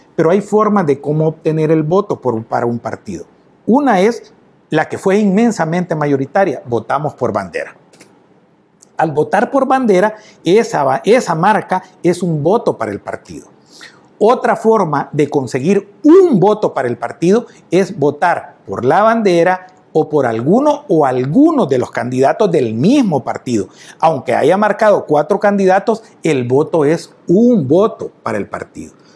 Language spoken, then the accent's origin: Spanish; El Salvador; me siento tan orgulloso de mi pueblo, de mi nacionalidad